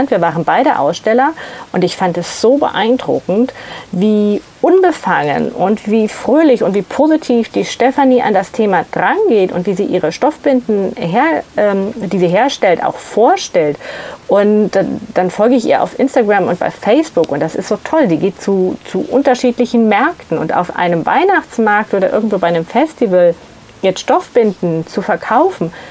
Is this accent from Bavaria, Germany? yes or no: yes; Ansbach, Bavaria, Germany; also ich bin aufgewachsen in Ansbach in Mittelfranken